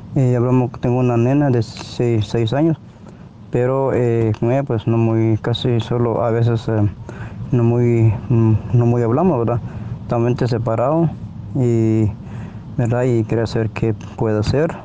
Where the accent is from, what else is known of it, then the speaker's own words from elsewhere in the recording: Guatemala; yo soy guatemalteco.